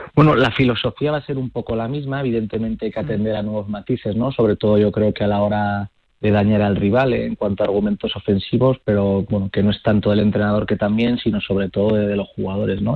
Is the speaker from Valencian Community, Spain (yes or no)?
no; Zaragoza, Aragon, Spain; yo que soy de Zaragoza